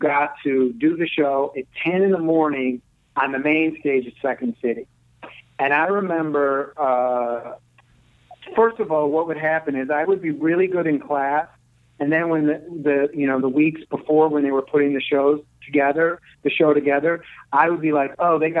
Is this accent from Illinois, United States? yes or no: yes; Chicago, Illinois, United States; I grew up here in Chicago